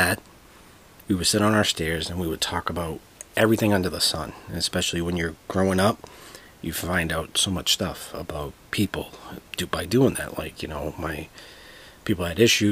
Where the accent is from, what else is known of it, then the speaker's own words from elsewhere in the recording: Boston, Massachusetts, United States; I am from Dorchester, Massachusetts